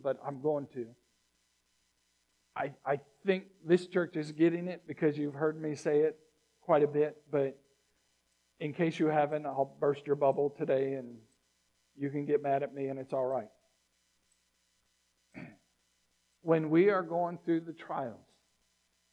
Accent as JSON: {"language": "English", "town": "Virginia Beach", "region": "Virginia", "country": "United States", "tie": "born or raised there", "said": "I grew up in Virginia Beach"}